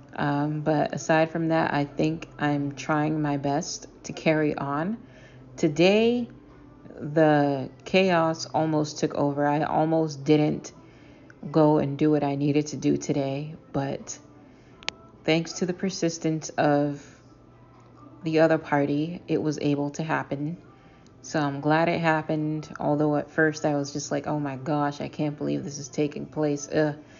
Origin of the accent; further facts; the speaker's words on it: Boston, Massachusetts, United States; I am a storyteller from Boston.